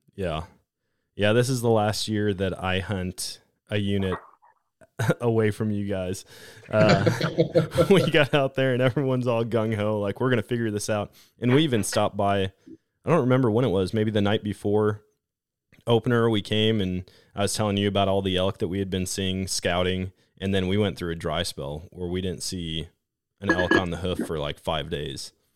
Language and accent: English; Wisconsin, United States; moved away as an adult; I grew up in Wisconsin hunting